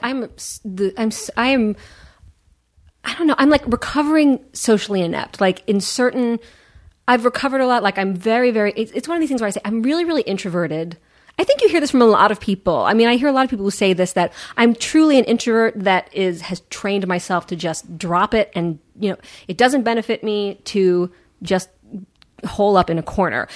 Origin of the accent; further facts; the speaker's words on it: Washington, District of Columbia, United States; moved away; I grew up in Washington D.C.